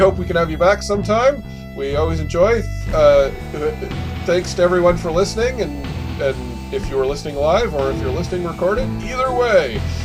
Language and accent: English; Canada; there's a show I always loved growing up in Canada called "Read All About It,"